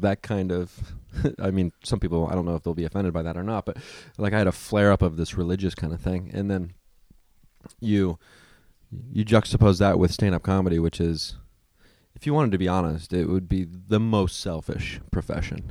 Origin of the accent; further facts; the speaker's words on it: Midwest, United States; now in Los Angeles, United States; I come from the Midwest